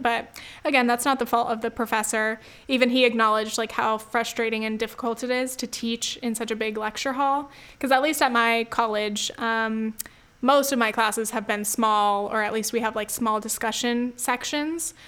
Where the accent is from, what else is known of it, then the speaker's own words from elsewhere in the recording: United States; my family, I guess, on both sides has lived in the U S, uh, for generations